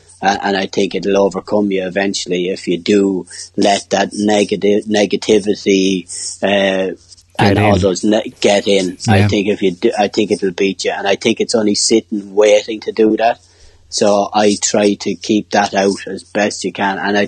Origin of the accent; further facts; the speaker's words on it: Ireland; being the Irish lad